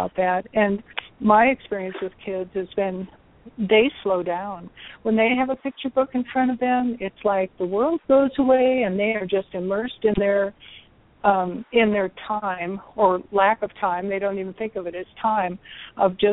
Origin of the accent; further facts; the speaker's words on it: North Dakota, United States; I grew up in North Dakota